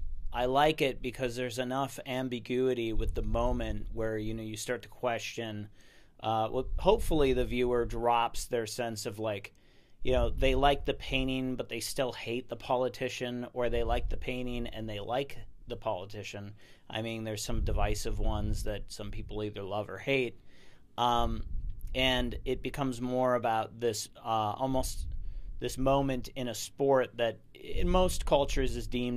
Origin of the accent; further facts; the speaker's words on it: Minneapolis, Minnesota, United States; born there; moved away as an adult; I was born in Minneapolis, Minnesota. I left when I was 18 because it's too cold there.